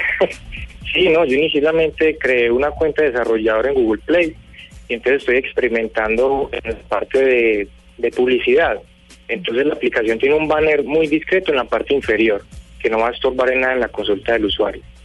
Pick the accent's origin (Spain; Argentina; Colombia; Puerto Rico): Colombia; yo como ciudadano colombiano